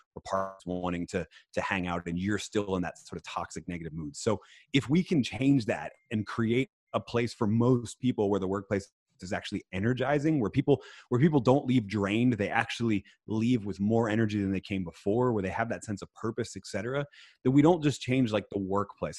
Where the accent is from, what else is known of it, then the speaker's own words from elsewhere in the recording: Philadelphia, Pennsylvania, United States; I was born in Philadelphia, so I'm an Eagles fan